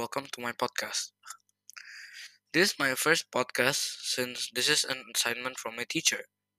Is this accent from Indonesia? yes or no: yes; Indonesia; 13 years old, and I'm from Indonesia.